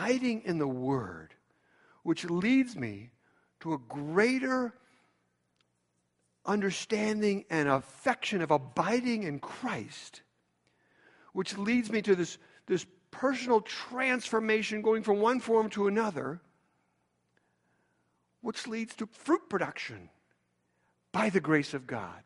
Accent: Chicago, Illinois, United States; I'm from Chicago

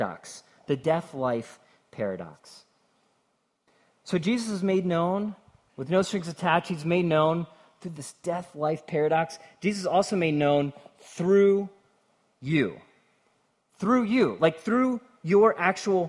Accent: Cincinnati, Ohio, United States; I'm from Cincinnati, and so I'm close enough that you can almost taste the bourbon

